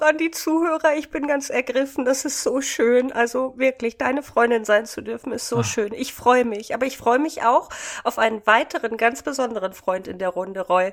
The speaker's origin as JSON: {"language": "German", "area": "the East", "region": "eastern Germany", "country": "Germany", "also_born_or_lived": "Hannover", "accent": "Hochdeutsch", "moved": "yes", "said": "ursprünglich, Jungs, komme ich ja auch aus dem Osten"}